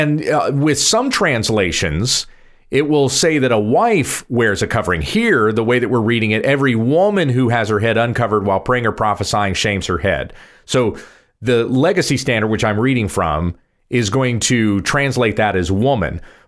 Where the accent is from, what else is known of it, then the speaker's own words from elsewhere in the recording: the South, United States; I grew up in Southern {S2} yes. {S0} Baptist churches. {S2} In the South. {S0} In the South. A Baptist church in the South.